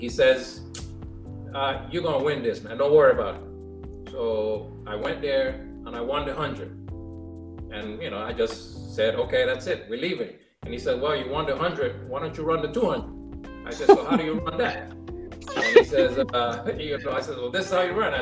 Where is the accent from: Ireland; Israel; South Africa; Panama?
Panama; first language Spanish; English is a second language; moved away; also born or lived in New York; I was born in New York, but my mom and dad are from Panama. So I actually grew up in Panama